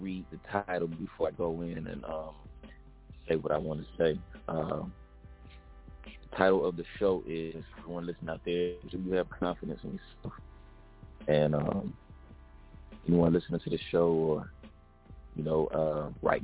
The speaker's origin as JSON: {"language": "English", "town": "Atlanta", "region": "Georgia", "country": "United States", "moved": "as an adult", "lives_now": "San Diego, United States", "said": "I'm from Atlanta, Georgia, living in San Diego"}